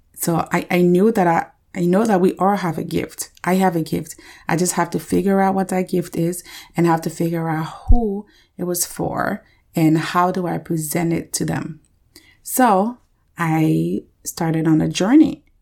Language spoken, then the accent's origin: English; Liberia; moved away; I was born and raised in Liberia, West Africa